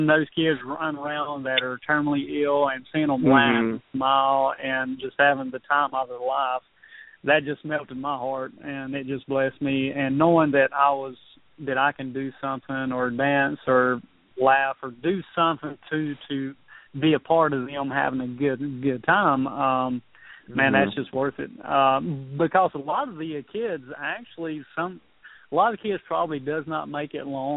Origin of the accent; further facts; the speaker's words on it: the South, United States; I was raised in the South